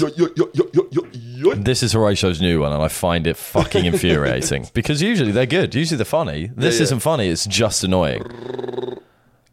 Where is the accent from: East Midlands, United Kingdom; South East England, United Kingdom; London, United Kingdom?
South East England, United Kingdom; Brighton; We're from Brighton.